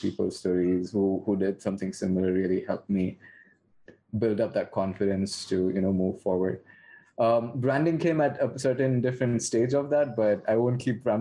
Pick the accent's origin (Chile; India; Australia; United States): India; moved away; I'm originally from India